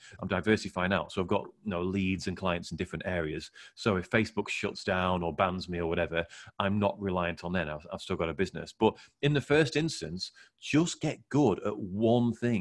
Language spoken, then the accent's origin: English; England, United Kingdom; I'm English